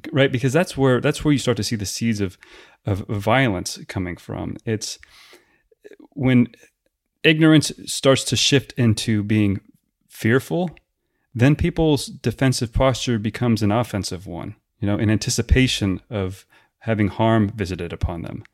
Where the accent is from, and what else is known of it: United States